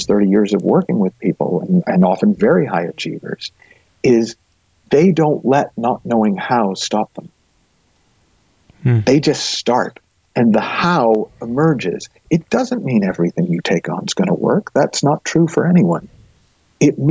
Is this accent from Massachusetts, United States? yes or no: yes; Massachusetts, United States; the town I grew up in Massachusetts